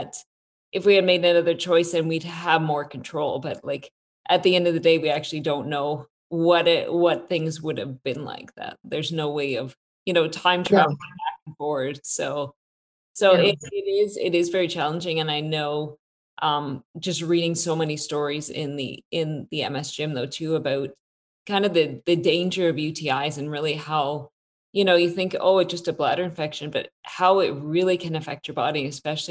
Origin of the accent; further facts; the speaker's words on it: Canada; we're both Canadian